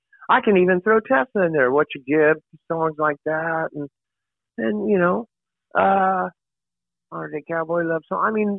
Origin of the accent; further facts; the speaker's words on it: Oklahoma, United States; I'm a country boy at heart too. So growing up in Oklahoma, man, I got …, …, ….